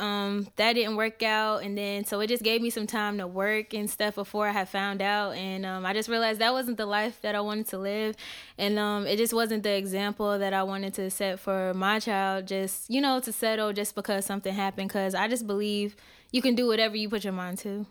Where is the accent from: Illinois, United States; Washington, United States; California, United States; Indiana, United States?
Indiana, United States; where I'm from, I'm from Indiana.